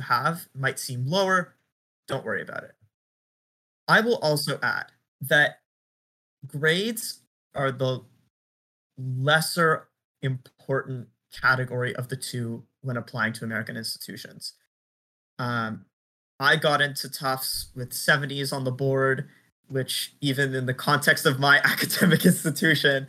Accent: Montreal, Quebec, Canada; moved away as an adult; now in Medford, United States; I'm from Montreal. I went to Selwyn for high school and then went to Dawson College

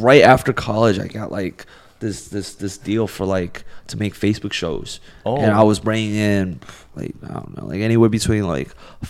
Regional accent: New York City, New York, United States; moved away as an adult; also born or lived in China; now in Los Angeles, United States; And then I grew up in New York.

